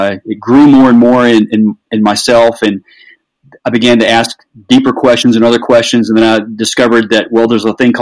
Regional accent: the South, United States; I grew up in the South

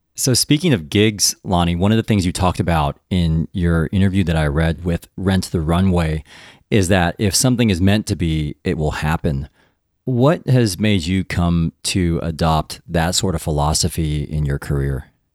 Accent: United States; I'm Taiwanese, but I was born in the United States

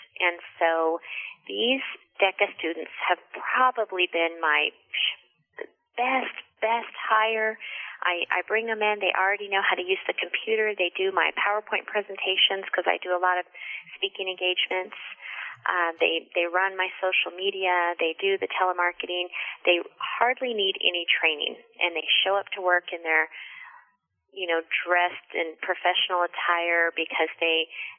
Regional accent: Farmington, New Mexico, United States; also born or lived in Las Cruces, New Mexico / Albuquerque, New Mexico; I went to middle school and high school in Farmington, New Mexico

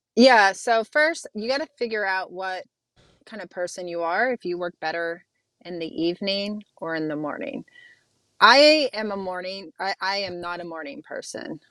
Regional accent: Youngstown, Ohio, United States; moved away; I grew up in Youngstown, Ohio

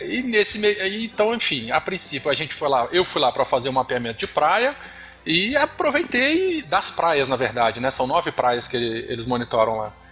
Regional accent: Vila Velha, Espírito Santo, Brazil; sou aqui do Espírito Santo, Vila Velha

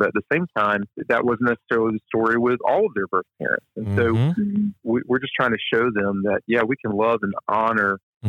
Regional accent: Deep South, United States; where growing up in the Deep South, we would say, oh, well, that's the way that population lives

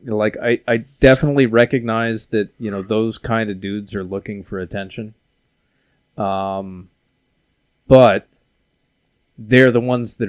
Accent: Austin, Texas, United States; I grew up here in Austin.

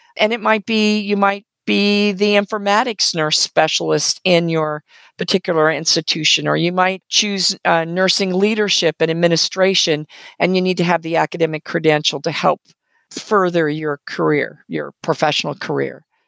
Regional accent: West Coast, United States; also born or lived in Canada; now in Southwest Virginia, United States; I grew up on the West Coast

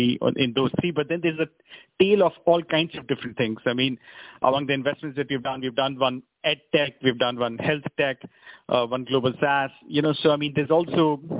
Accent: India; us as Indian entrepreneurs

